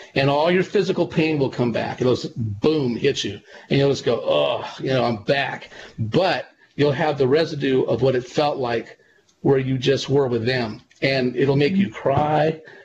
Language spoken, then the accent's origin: English; California, United States; my hometown and um, in California